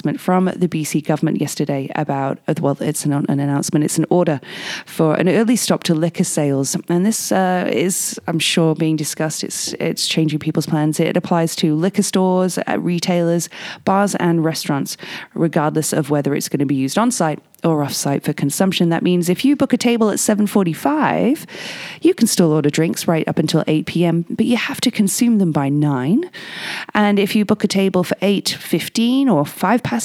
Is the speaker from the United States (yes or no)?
no; England, United Kingdom; now in Whistler, Canada; me being English